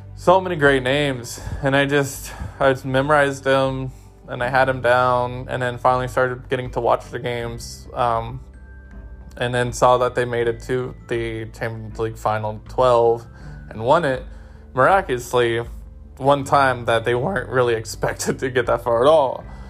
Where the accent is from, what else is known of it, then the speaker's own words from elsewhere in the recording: Bay Area, California, United States; growing up in the Bay Area